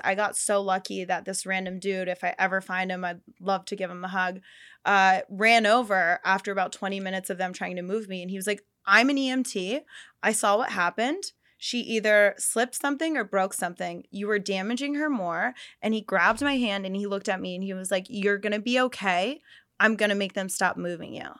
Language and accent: English; Pennsylvania, United States; now in Los Angeles, United States; I'm from Pennsylvania